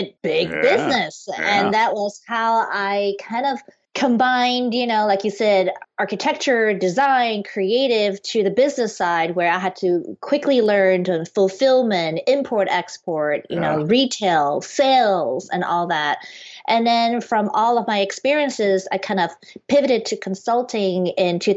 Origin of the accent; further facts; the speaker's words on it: Penang, Malaysia; moved away as an adult; now in United States; I'm originally from Penang, Malaysia. I moved to the U.S. when I was 19 to study architecture